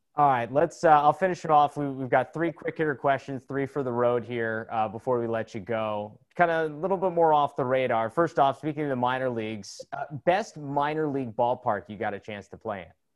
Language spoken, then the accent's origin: English; outside Philadelphia, Pennsylvania, United States; I grew up outside Philadelphia